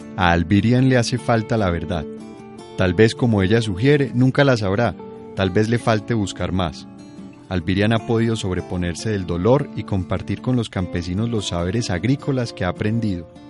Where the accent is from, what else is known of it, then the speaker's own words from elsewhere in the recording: Colombia; nos representa como colombianos